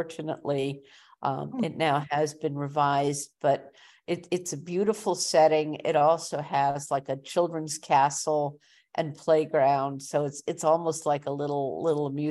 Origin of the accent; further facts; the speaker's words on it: Montreal, Quebec, Canada; I grew up in Montreal